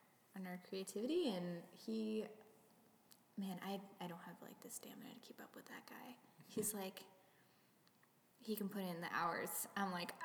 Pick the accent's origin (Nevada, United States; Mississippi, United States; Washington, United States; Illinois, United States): Washington, United States; Bellingham; also born or lived in Norway; now in Colorado, United States; I grew up in Bellingham